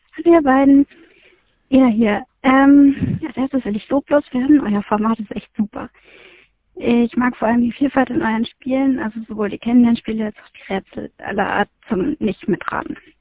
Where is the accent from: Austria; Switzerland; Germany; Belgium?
Germany; Bleckede, Lower Saxony; also born or lived in Babelsberg; now in Potsdam-Babelsberg, Germany; meinem Originalort, also wo ich herkomme, wo ich aufgewachsen bin und so weiter. Das ist nämlich Blekede im schönen Niedersachsen